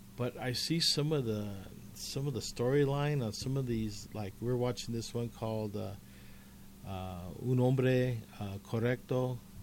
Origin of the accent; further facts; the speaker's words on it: Commerce City, Colorado, United States; I grew up in Commerce City